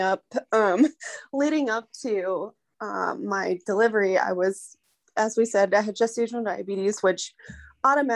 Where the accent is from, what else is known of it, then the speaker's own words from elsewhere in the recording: United States; I am American.